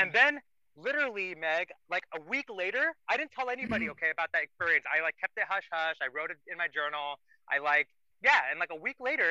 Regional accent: India; moved away; I'm Indian

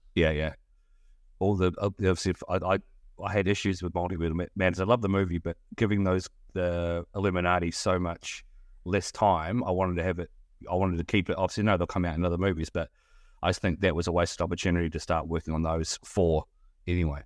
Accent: New Zealand; moved away; coming from New Zealand, I don't know whether you've picked up my accent

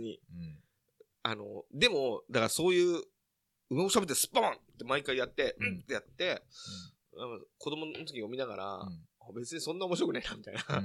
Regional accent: near Nakano, Tokyo, Japan; その中野ってところも僕の実家から近いっていうこともあり

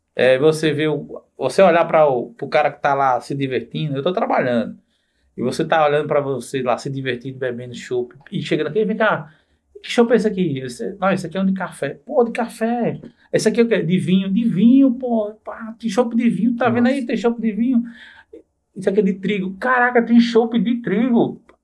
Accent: Bananeiras, Paraíba, Brazil; moved away as an adult; also born or lived in João Pessoa / Brasília / Rio de Janeiro; Eu passei minha infância em bananeiras

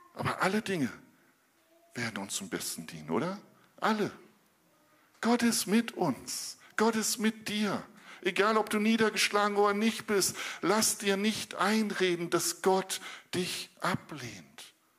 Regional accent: Northern Germany, Germany; als Norddeutscher

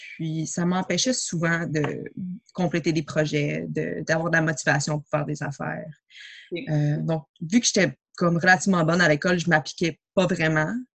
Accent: Montreal, Quebec, Canada; je suis née à Montréal

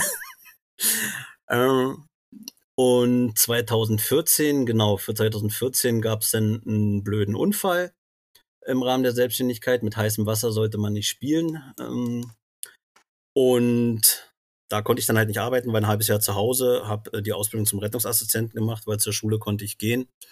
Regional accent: Brandenburg an der Havel, Brandenburg, Germany; moved away as an adult; also born or lived in Magdeburg / Fehmarn; now in Rostock, Germany; ich komme ja wie gesagt aus Brandenburg an der Havel

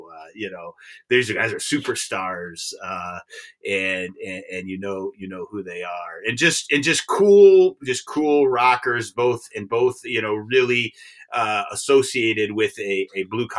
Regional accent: Detroit, Michigan, United States; growing up in Michigan and the Detroit area

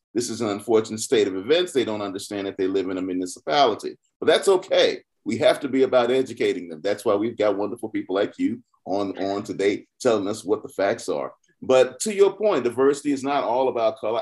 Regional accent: Georgia, United States; I'm from Georgia

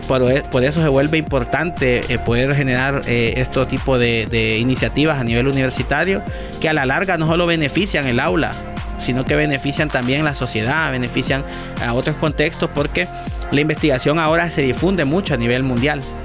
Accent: Honduras

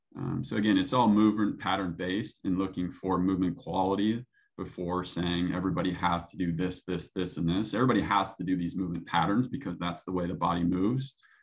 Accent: Midwest, United States; You know, growing up in the Midwest, it's very blue collar and, you know, putting the work in. And that's kind of the way I grew up

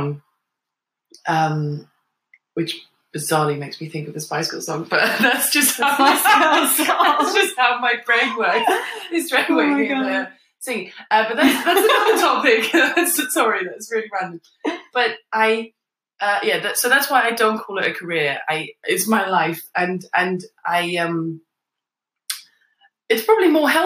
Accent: Netherlands; now in London, United Kingdom; I grew up in the Netherlands, I still have a connection with the Netherlands

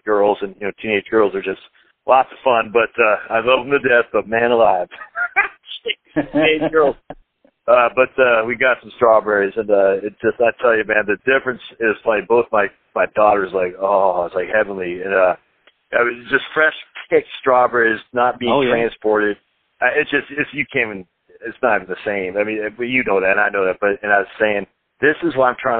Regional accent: Maine, United States; when I was a kid and growing up in Maine

